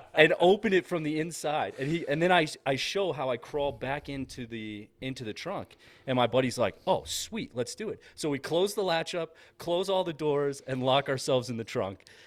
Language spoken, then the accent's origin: English; Massachusetts, United States; moved away; growing up in Massachusetts